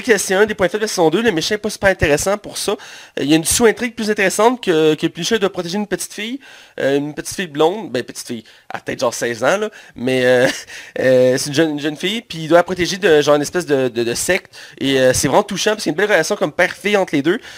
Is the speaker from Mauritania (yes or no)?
no; Quebec, Canada; pour nous, Québécois, parce que nous sommes Québécois, toi et moi